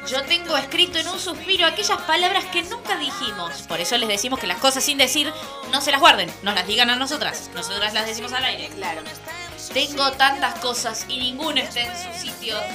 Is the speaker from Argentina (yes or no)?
no; Spain; mis padres, yo soy española, pero mi padre es francés y mi madre es del Congo belga.